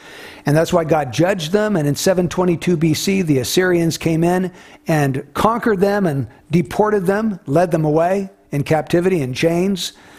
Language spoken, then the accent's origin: English; United States